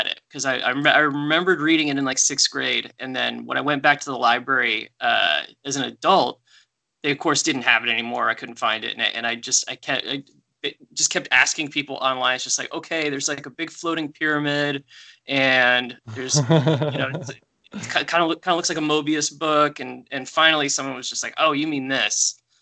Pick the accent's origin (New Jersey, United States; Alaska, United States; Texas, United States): Alaska, United States; Anchorage; moved away; I grew up in Anchorage, Alaska